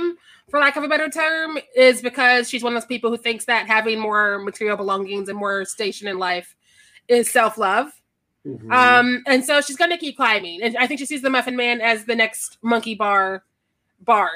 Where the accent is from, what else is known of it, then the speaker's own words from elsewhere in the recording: Kansas City, Missouri, United States; also born or lived in Chicago; I'm also from Kansas City, Missouri